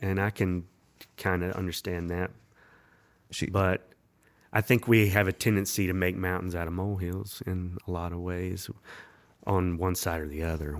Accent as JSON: {"language": "English", "region": "the South", "country": "United States", "tie": "born there", "said": "I mean, I know I was born in the South."}